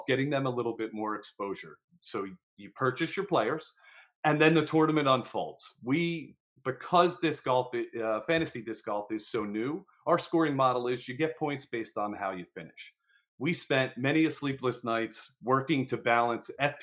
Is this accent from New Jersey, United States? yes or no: yes; New Jersey, United States; I'm from Jersey